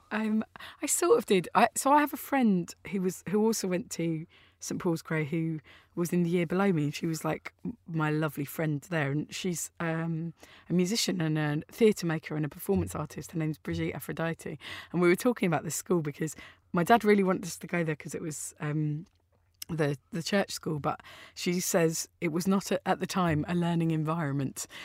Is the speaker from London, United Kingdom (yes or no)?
yes; Orpington, London, United Kingdom; I grew up in Austin Road.